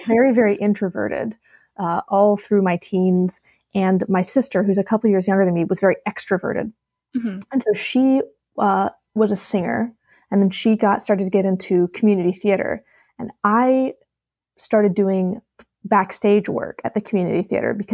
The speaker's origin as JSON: {"language": "English", "region": "Alabama", "country": "United States", "also_born_or_lived": "Virginia / Philadelphia", "moved": "yes", "said": "I'm originally from Alabama, but I went to school in Virginia."}